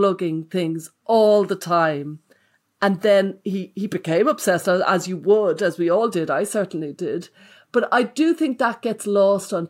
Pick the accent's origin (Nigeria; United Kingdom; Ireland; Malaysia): Ireland; Dublin, Leinster; we're both Irish and we're both from Dublin.